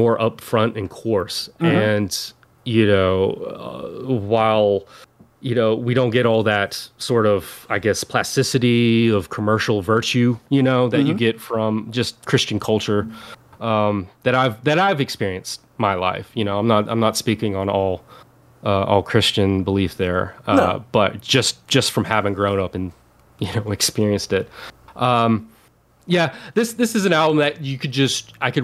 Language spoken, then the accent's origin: English; the Bible Belt, United States; I grew up in the Bible Belt, raised by my grandparents, and my grandfather was a pastor